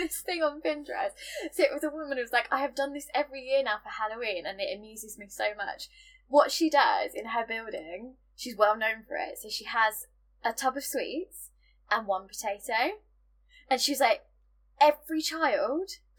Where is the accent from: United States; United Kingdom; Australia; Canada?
United Kingdom